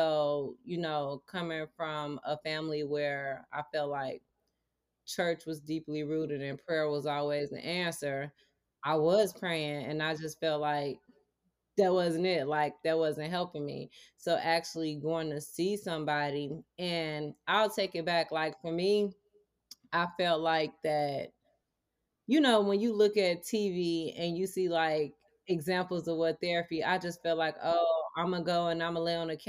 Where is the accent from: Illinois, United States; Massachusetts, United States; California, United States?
Illinois, United States; Maywood; I am from Maywood, Illinois